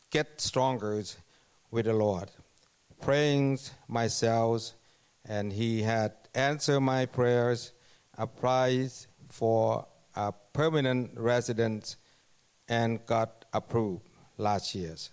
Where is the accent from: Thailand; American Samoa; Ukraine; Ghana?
Thailand; English is a second language; moved away as an adult; now in Canada; I, I come from Thailand and came to Canada 2007 as a worker.